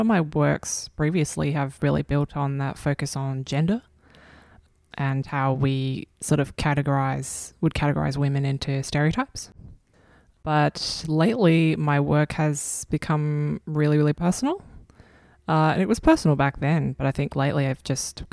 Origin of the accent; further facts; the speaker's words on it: Adelaide, South Australia, Australia; I was born in Adelaide